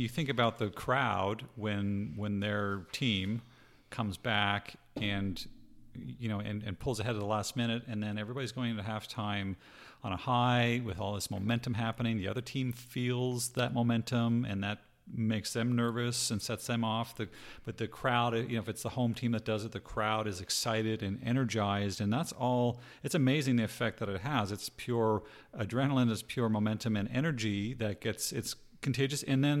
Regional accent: Canada; also born or lived in Utah, United States; now in Arizona, United States; I'm not from Utah. Stop telling people that. I'm from Canada. I lived in Utah.

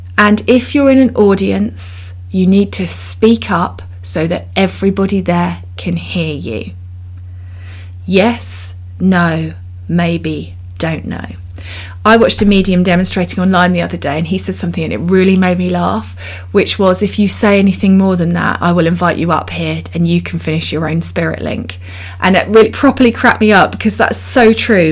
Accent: United Kingdom; I'm so British

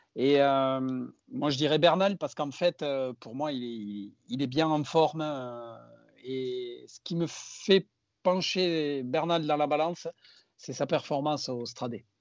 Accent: France; je suis français

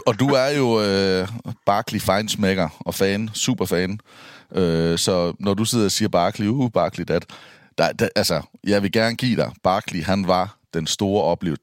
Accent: Denmark; jeg er fra Danmark

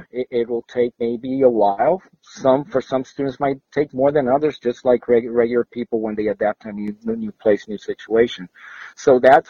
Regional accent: Puerto Rico; moved away as an adult; now in Florida, United States; I was born in Puerto Rico, and I had a 3-year stint here in Florida when I was from the age 6 to 9. Then I went back home

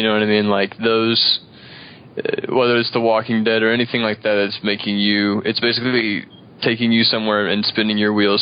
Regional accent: Edwardsville, Illinois, United States; now in Wood River, United States; I'm originally from Edwardsville, Illinois. I live in Wood River right now

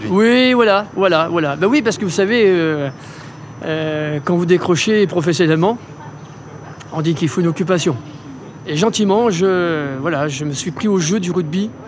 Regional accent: about twenty kilometres from Dax, Nouvelle-Aquitaine, France; à Dax euh, Oui, non, enfin à côté, euh, une vingtaine de kilomètres.

